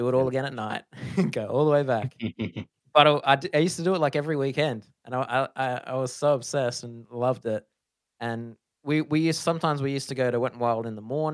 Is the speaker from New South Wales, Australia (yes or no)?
no; Melbourne, Victoria, Australia; now in Gold Coast, Australia; I was born in Melbourne